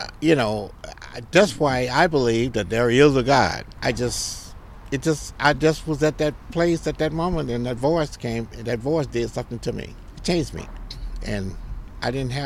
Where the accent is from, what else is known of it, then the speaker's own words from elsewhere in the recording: Mississippi, United States; I'm from Mississippi